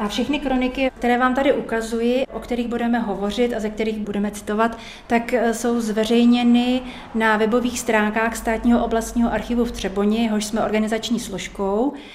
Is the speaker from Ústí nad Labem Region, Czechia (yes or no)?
no; Český Krumlov, South Bohemian Region, Czechia; já jsem přímo rodačka z Českého Krumlova